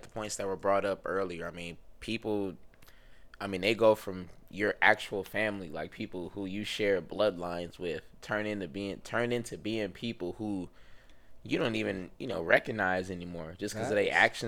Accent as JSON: {"language": "English", "region": "Ohio", "country": "United States", "said": "my family, you know, we're all from Ohio, but my grandparents are from Alabama"}